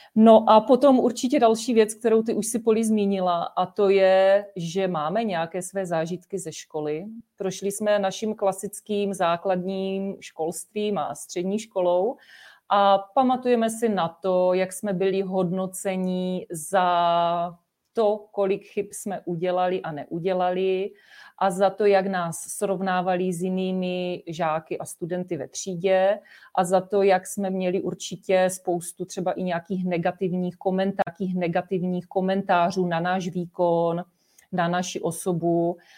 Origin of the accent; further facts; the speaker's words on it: Czechia; jsme Češi, byli jsme tady vychovávaní v našem českém prostředí